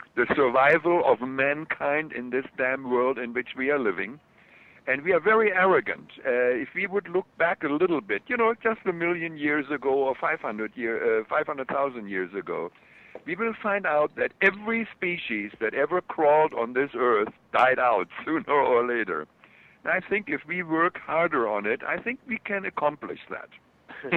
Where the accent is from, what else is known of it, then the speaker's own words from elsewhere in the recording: Germany; accent: German; my German accent comes through